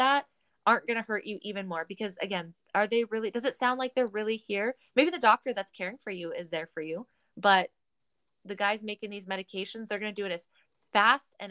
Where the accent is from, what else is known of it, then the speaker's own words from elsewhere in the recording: Canada; We are three Canadian women on the West Coast